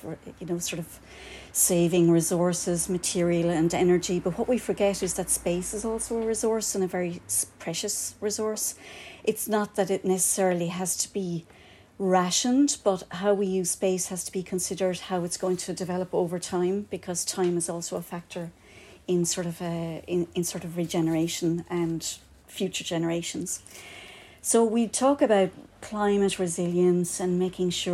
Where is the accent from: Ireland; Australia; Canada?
Ireland; Kerry, Munster; now in Cork, Ireland; I'm not from here. I have to tell you, no, I'm from Kerry